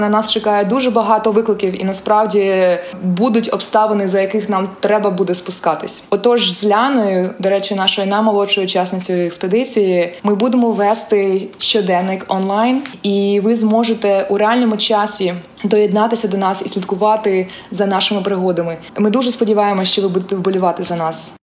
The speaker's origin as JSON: {"language": "Ukrainian", "town": "Mykolaiv", "region": "Mykolaiv Oblast", "country": "Ukraine", "tie": "born or raised there", "moved": "as an adult", "lives_now": "San Francisco, United States", "said": "Я народилася та виросла в Миколаєві"}